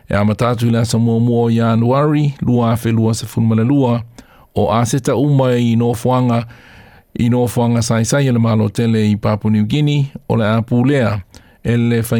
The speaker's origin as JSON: {"language": "English", "country": "Sri Lanka", "moved": "yes", "lives_now": "Australia", "said": "I am from Sri Lanka. I came to Australia seeking asylum and safety. I am a uh, refugee."}